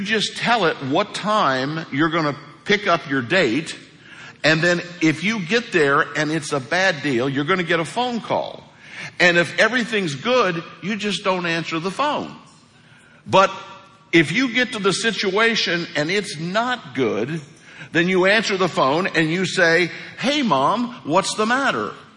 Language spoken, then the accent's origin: English; Hawk Point, Missouri, United States; moved away; I am from Hawk Point, Missouri. And um, Hawk Point's a town of about 400 people. Things are a little different in Hawk Point. They were when I was a kid